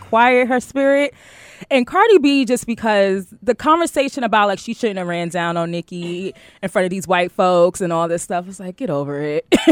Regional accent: New York City, New York, United States; I'm from Queens

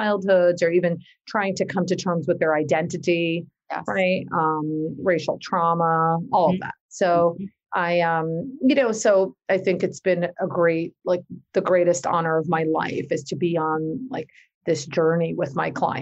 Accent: New Jersey, United States; my parents are from Pakistan and I was born and raised in North Jersey

